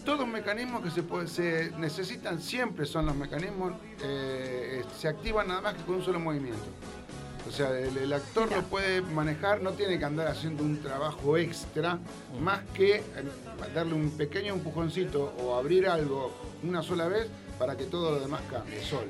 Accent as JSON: {"language": "Spanish", "town": "Rosario", "region": "Santa Fe", "country": "Argentina", "said": "Yo soy de Rosario"}